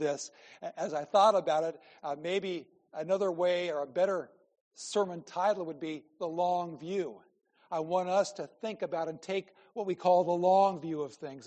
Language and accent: English; Norfolk, Nebraska, United States; I was born in Norfolk. Norfolk, Nebraska